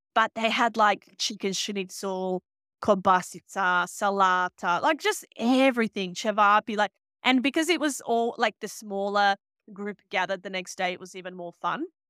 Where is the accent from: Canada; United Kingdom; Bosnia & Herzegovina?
Bosnia & Herzegovina; now in Sydney, Australia; I grew up in Bosnia